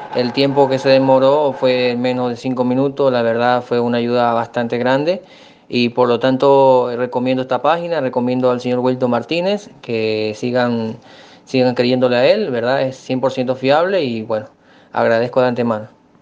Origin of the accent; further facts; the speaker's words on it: Ecuador; soy de Ecuador